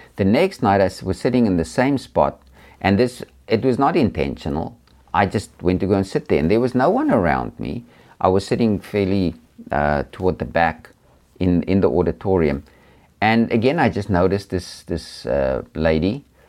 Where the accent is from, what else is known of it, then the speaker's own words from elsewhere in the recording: South Africa; I've traveled around a lot in, um, in South Africa, my home country